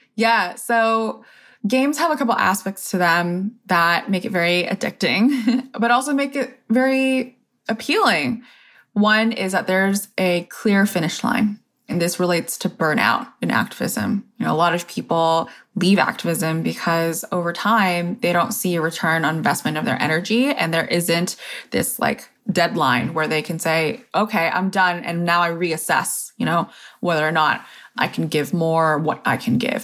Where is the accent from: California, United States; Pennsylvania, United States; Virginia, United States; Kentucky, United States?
California, United States; Corona; I grew up in Corona, California, where there aren't actually that many Asian Americans